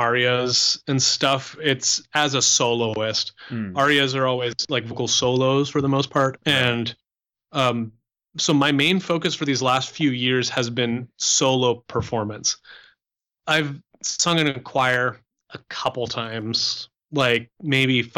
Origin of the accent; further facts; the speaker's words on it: Canada; moved away; I'm Canadian. I grew up speaking French